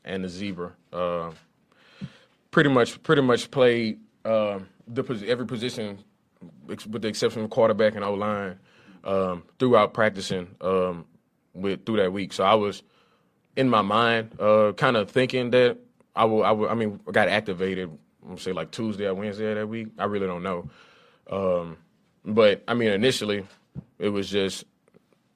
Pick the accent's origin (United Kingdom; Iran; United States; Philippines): United States; Lafayette, Louisiana; I grew up in Lafayette, Louisiana